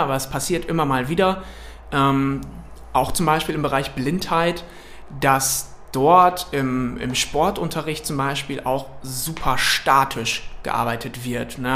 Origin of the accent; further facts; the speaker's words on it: Wilhelmshaven, Lower Saxony, Germany; ich komme aus Wilhelmshaven in Niedersachsen an der Nordsee